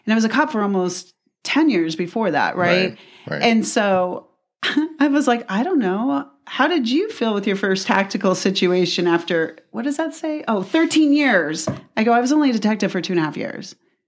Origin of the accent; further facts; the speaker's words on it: Tucson, Arizona, United States; we grew up in the same place. We grew up in Midtown.